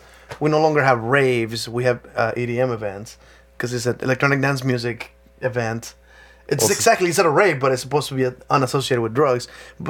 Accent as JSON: {"language": "English", "country": "Mexico", "tie": "born or raised there", "moved": "yes", "said": "I grew up in Mexico."}